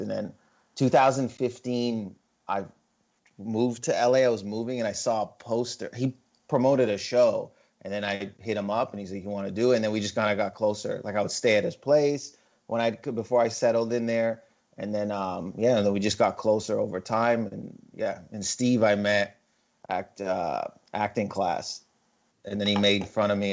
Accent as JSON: {"language": "English", "town": "Windsor", "region": "Ontario", "country": "Canada", "tie": "born or raised there", "said": "I'm Lebanese but I wasn't born in Lebanon but I was born in Windsor Ontario which is on the border."}